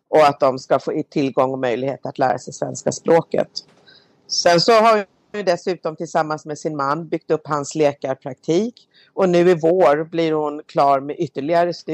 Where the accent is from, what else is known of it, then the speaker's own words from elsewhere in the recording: Malmö, Skåne, Sweden; Och min mamma började bli äldre hemma i Malmö